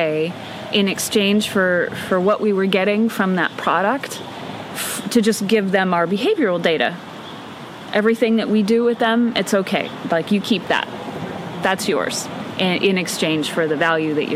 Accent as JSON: {"language": "English", "town": "Boyne Falls", "region": "Michigan", "country": "United States", "tie": "born or raised there", "also_born_or_lived": "Detroit area, Michigan", "said": "So at about age six, we left the Detroit area and moved into the Great North Woods of northern Michigan to this little Polish logging village called Boyne Falls."}